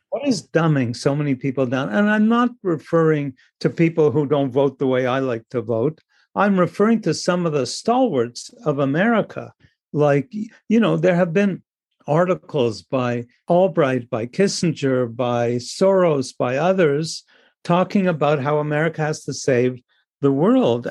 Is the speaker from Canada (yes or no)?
yes; Canada; I'm Canadian